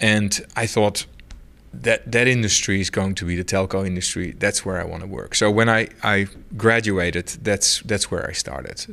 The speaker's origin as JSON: {"language": "English", "country": "Netherlands", "moved": "yes", "said": "I'm from the Netherlands"}